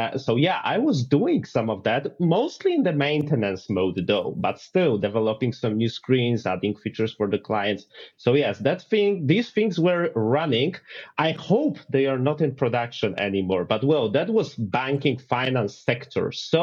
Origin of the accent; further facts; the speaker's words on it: Poland; English is a second language; I come from Poland